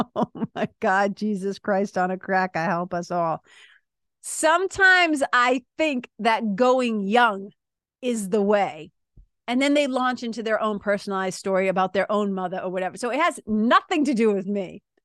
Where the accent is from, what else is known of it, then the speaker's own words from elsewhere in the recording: Lawrence, Massachusetts, United States; I remember being a kid growing up in Lawrence, Mass.